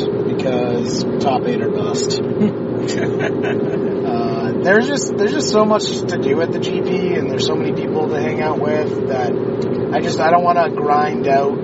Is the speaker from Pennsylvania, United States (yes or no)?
no; Boston, Massachusetts, United States; born and raised in Boston